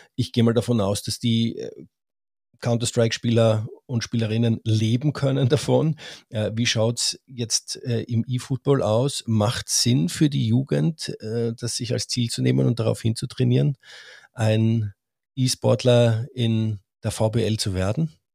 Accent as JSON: {"language": "German", "country": "Austria", "said": "ich bin Österreicher"}